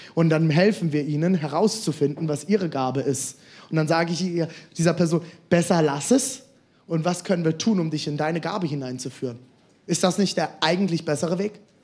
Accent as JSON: {"language": "German", "country": "Germany", "said": "ich komme aus der Karnevalsregion"}